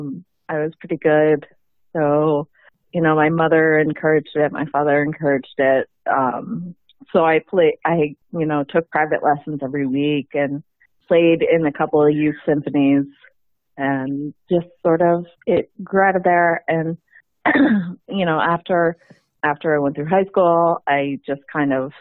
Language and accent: English; Westport, Connecticut, United States; I grew up in Westport, which is very la-di-da. I currently am living a little bit farther east of there.